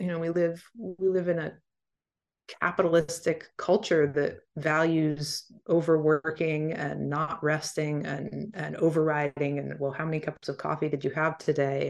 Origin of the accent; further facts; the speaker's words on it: D.C., East Coast, United States; I grew up on the East Coast, right outside D C